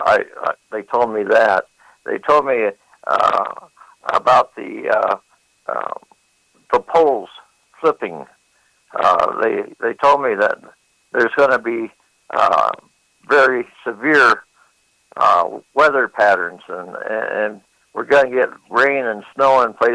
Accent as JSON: {"language": "English", "town": "Phoenix", "region": "Arizona", "country": "United States", "tie": "born or raised there", "said": "I was born and raised in Phoenix, Arizona"}